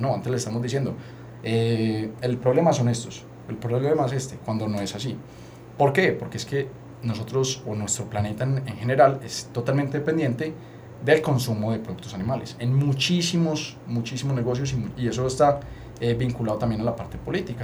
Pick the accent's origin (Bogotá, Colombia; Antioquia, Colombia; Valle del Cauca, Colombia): Antioquia, Colombia; Paisa; nosotros somos paisas